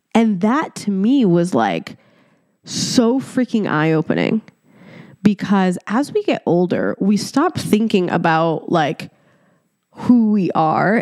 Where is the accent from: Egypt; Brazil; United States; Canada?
Egypt; moved away; I was born in Egypt